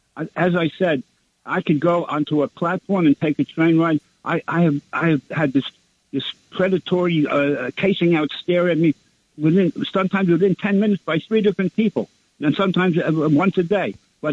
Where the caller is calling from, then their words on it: Brooklyn, New York, United States; … from Brooklyn.